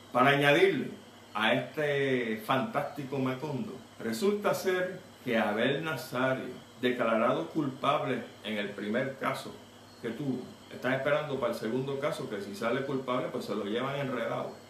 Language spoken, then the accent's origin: Spanish; Puerto Rico; como puertorriqueño